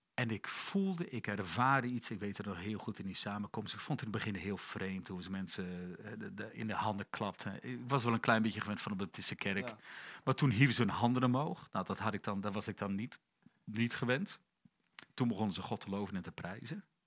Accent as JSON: {"language": "Dutch", "town": "Emmen", "region": "Drenthe", "country": "Netherlands", "tie": "born or raised there", "said": "Ik ben geboren in januari 70 in, eh, in het noorden van het land, in Emmen"}